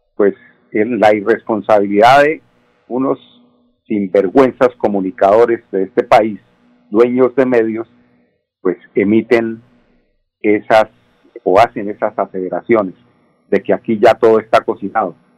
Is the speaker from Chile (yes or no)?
no; Colombia; somos los colombianos